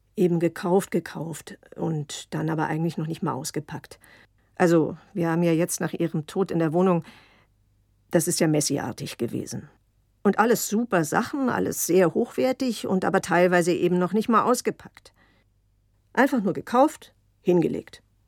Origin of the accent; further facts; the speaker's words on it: Berlin, Germany; also born or lived in Basel, Switzerland; deswegen bin ich ja auch in Basel geboren weil die gesagt hat, nichts wird hier weggemacht, das Kind kommt auf die Welt. Und hinterher, als wir dann nach Berlin zurückkamen